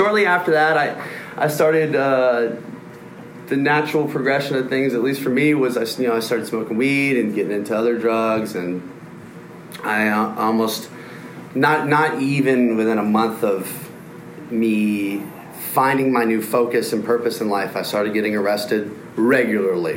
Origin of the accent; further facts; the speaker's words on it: Nashville, Tennessee, United States; I'm from Nashville